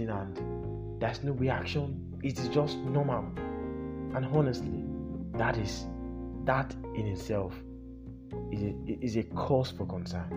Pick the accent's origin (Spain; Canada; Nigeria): Nigeria; our shared experiences as Nigerians